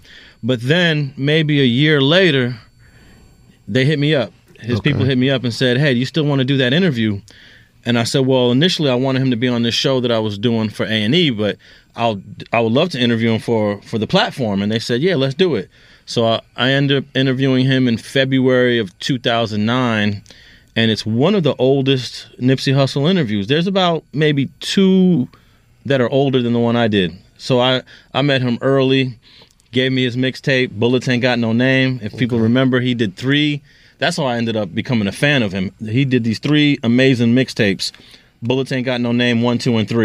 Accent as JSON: {"language": "English", "town": "Los Angeles", "region": "California", "country": "United States", "tie": "born or raised there", "also_born_or_lived": "New York"}